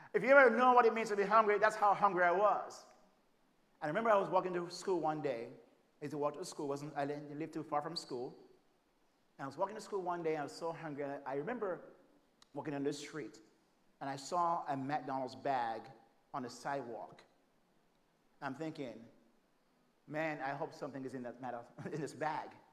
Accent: Jamaica; moved away as an adult; now in United States; I'm from Jamaica

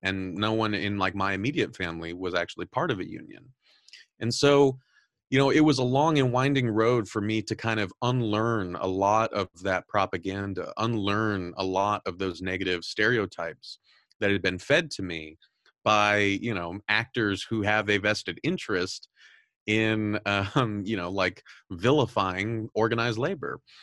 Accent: Southern California, United States; I'm originally from Southern California. Um, I've mentioned this on the show a lot of times that I grew up very Catholic and very conservative

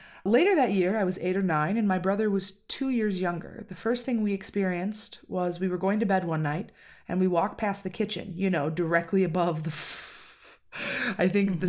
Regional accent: Tennessee, United States; I grew up in West Tennessee, which is my favorite state.

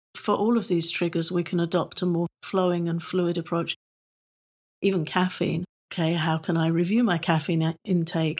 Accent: England, United Kingdom; I'm British.

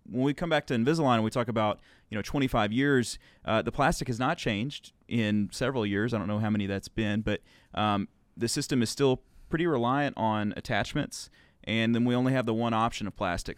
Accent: Arkansas, United States; I grew up in Arkansas

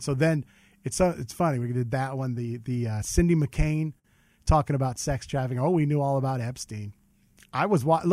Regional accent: Covina, California, United States; also born or lived in Downey, California; I grew up in Covina, California. I was born in Downey

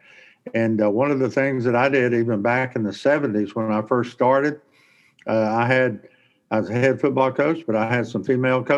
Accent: Texas, United States; now in Monroe, United States; I'm from Texas, but I'm in home now in Monroe, Louisiana

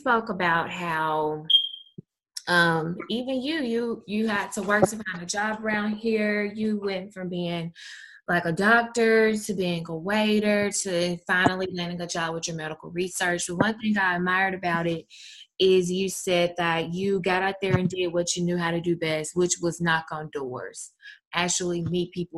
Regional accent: Mississippi, United States; I'm from Mississippi

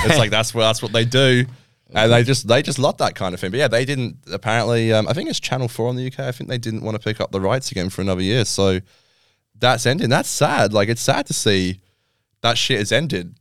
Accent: England, United Kingdom; now in Australia; I'm English

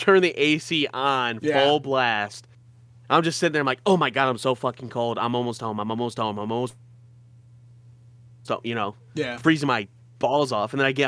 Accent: Michigan, United States; We're from Michigan. It's all right. Yeah, we don't say our R's or anything like that.

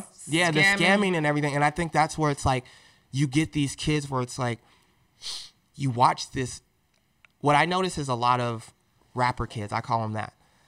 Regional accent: New Jersey, United States; Yo, I'm from Jersey, bro. Yeah, I'm from Jersey.

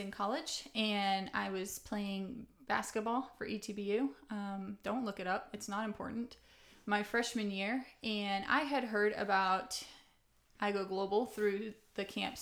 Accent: Broaddus, Texas, United States; I'm currently from Broadus, Texas

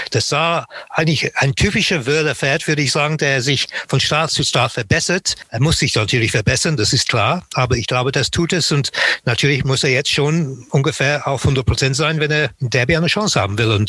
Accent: Munich, Bavaria, Germany; als Münchner und Lokalpatriot

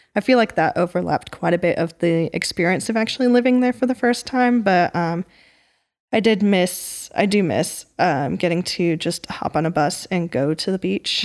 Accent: Portland, Oregon, United States; moved away; I grew up in Portland, Oregon

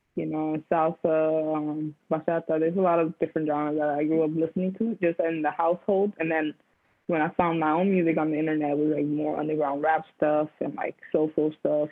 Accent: Union City, New Jersey, United States; now in New York, United States; growing up in New Jersey, I lived in the city called Union City

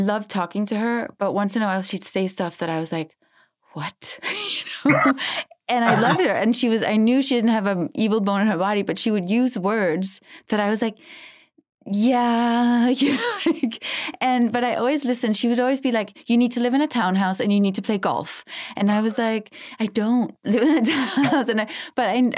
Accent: Denmark; now in Los Angeles, United States; I'm from Denmark

